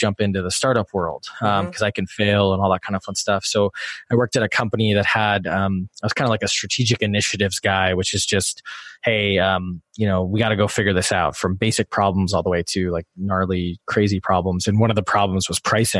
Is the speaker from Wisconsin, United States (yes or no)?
yes; Wisconsin, United States; moved away as an adult; also born or lived in Illinois / Washington, D.C.; I grew up in Wisconsin